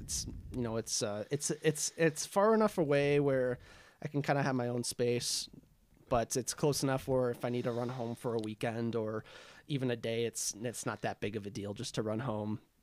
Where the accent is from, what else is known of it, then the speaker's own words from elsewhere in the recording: Arden Hills, Minnesota, United States; also born or lived in Duluth, Minnesota; I grew up in Arden Hills, uh, with my family